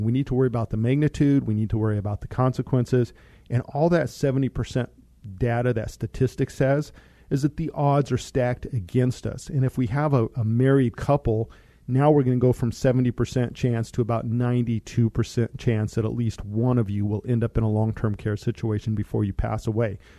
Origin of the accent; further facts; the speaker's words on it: Monte Vista, Colorado, United States; I grew up in Monta Vista, Colorado